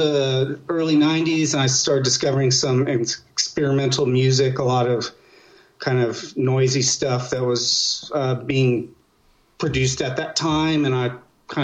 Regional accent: Albuquerque, New Mexico, United States; I'm from Albuquerque, New Mexico

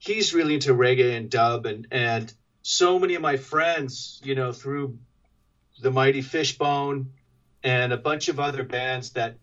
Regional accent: Reno, Nevada, United States; I'm from Reno, Nevada, and we were pretty cut off from culture

